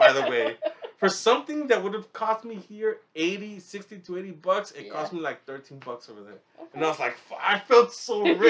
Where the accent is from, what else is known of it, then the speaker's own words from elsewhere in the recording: United States; also born or lived in Riverside, California; as an American